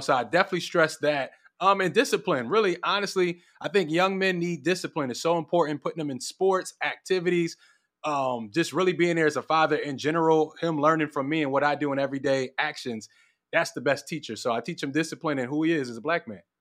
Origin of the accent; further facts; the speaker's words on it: Philadelphia, Pennsylvania, United States; I'm from Philadelphia.